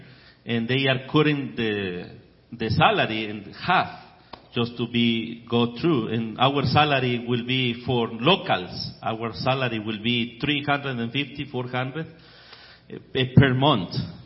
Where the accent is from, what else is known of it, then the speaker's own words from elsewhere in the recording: Ecuador; I grew up in Ecuador with just the Ecuadorian culture